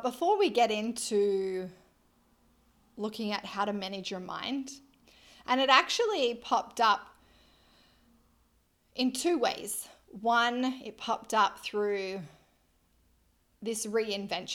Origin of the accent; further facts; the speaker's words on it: Australia; I am an Australian lizard